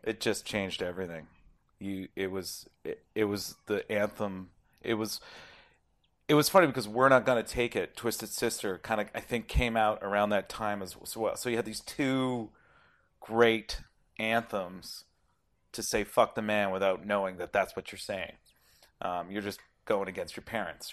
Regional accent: Toronto, Ontario, Canada; I'm from Toronto

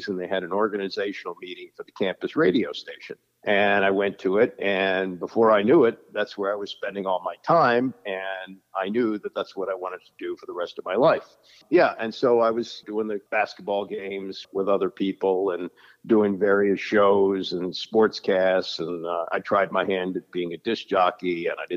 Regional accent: Chevy Chase, Maryland, United States; also born or lived in Glen Cove, New York / Bethesda, Maryland; And I eventually grew up in Chevy Chase

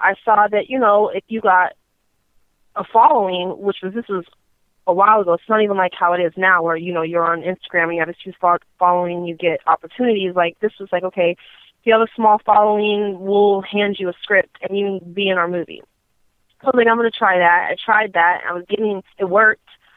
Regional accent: Torrance, California, United States; I'm from L.A. I'm born and raised throughout California, but originally from a little city called Torrance, which is, I guess, L.A. County, or it is L.A. County.

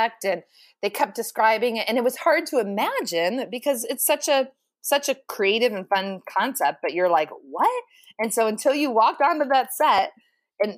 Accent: Ohio, United States; I'm from Ohio.

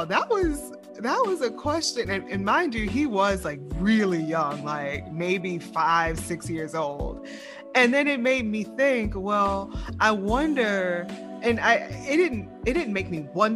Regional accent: the South, United States; now in Lafayette, United States; I'm from the South

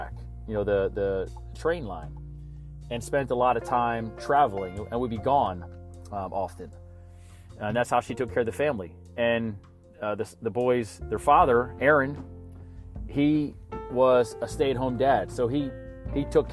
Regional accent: Baltimore, Maryland, United States; I'm a Maryland guy, I was born in Baltimore.

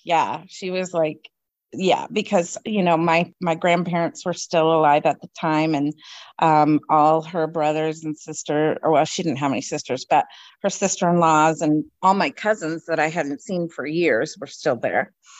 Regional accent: Newmarket, East of England, United Kingdom; born there; And I was actually born at the Newmarket Hospital because I was born over in England as well.

